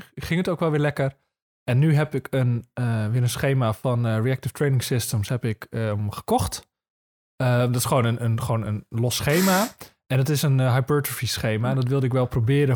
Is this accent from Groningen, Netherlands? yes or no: yes; Marum, Groningen, Netherlands; now in Zuidbroek, Netherlands; in Marum, daar kom ik dan weer vandaan.